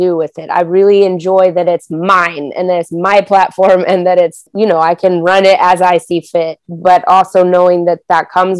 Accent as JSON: {"language": "English", "town": "Denver", "region": "Colorado", "country": "United States", "tie": "born or raised there", "said": "I grew up in Denver, Colorado"}